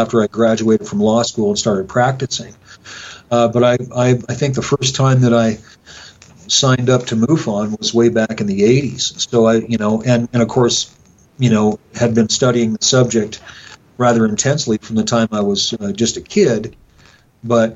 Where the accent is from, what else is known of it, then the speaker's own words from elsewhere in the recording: Rock Springs, Wyoming, United States; this is my hometown.